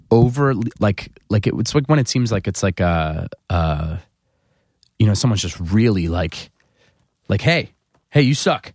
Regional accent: fifteen minutes outside of Philadelphia, New Jersey, United States; born or raised there; moved away as an adult; also born or lived in Chicago

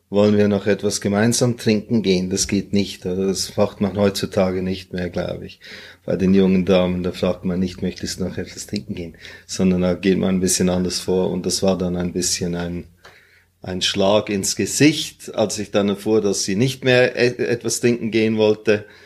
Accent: Hong Kong; born there; meine Mutter war aus Singapur, mein Vater war Zürcher, war Schweizer. Und äh, geboren bin ich in Hongkong.

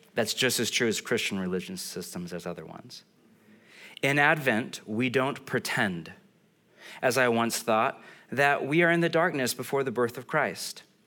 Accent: California, United States; I'm from California.

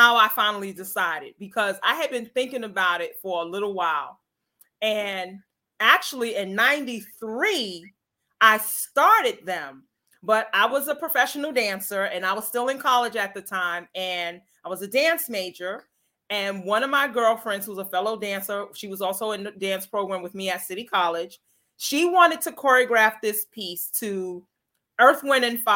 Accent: New York City, New York, United States; now in Chicago, United States; I'm originally from New York City

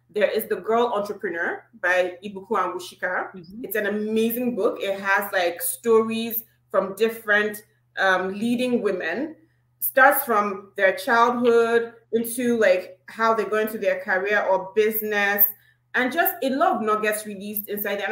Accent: eastern Nigeria, Imo, Nigeria; right now it actually is my hometown and it's in Imo State, and that's the eastern part of Nigeria.

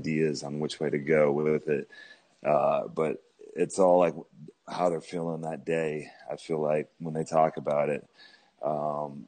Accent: Oklahoma, United States; Growing up in Oklahoma

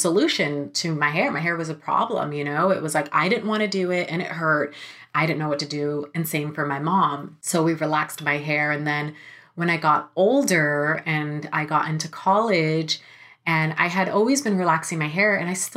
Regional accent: Sacramento, California, United States; now in Los Angeles, United States; I'm from Sacramento

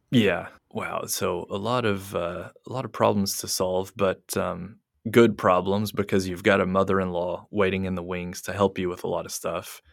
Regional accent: United States; now in Japan; being American

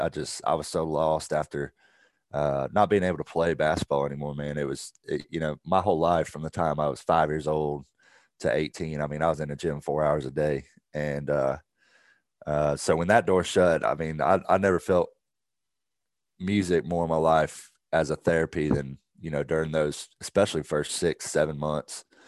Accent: Augusta, Georgia, United States; also born or lived in Evans, Georgia / Waleska, Georgia; I grew up in Augusta. I was born in Augusta

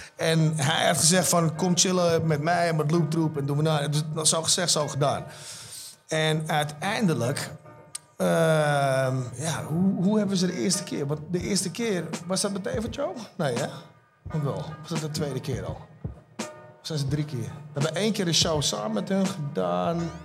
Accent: Almere, Flevoland, Netherlands; wij komen uit Haven

